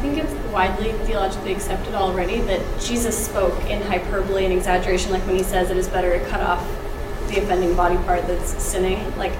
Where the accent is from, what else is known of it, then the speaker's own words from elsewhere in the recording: England, United Kingdom; I mean, as an English person, it's really easy for me to be able to pick out different genres